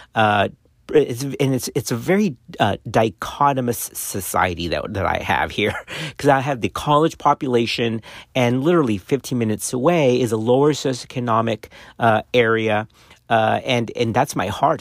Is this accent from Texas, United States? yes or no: yes; South Texas, United States; I grew up in South Texas on the border of Mexico.